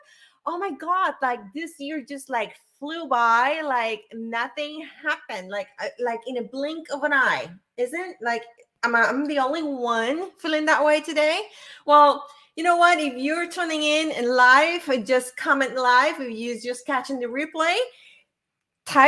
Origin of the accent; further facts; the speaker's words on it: Puerto Rico; English is a second language; moved away; I'm from Puerto Rico